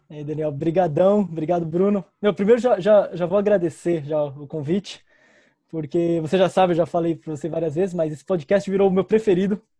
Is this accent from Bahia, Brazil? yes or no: no; São Paulo, Brazil; Bom, eu sou da Zona Leste de São Paulo, São Miguel Paulista.